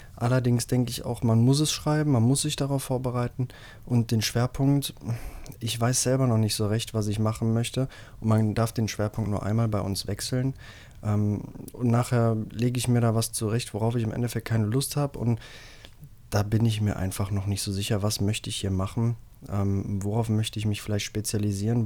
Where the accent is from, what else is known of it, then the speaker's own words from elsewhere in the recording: Rhineland, Germany; bei uns im Rheinland